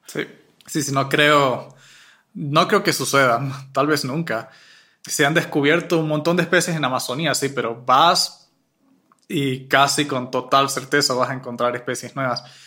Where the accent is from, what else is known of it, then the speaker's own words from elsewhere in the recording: Mérida mountain range, Venezuela; now in Quito, Ecuador; Yo me crié en una zona selvática de bosque nublado en la cordillera de Mérida